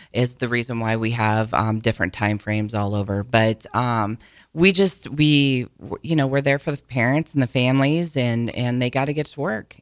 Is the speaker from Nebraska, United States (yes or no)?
yes; between Auburn and Falls City, Nebraska, United States; moved away as an adult; now in Lincoln, United States; I grew up down between Auburn and Fall City is where I'm originally from. Came to Lincoln to go to college